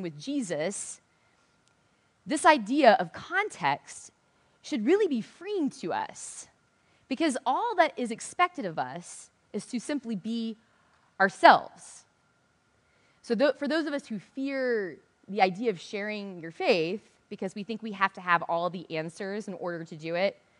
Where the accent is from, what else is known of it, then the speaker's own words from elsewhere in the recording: the South, United States; I'm from the South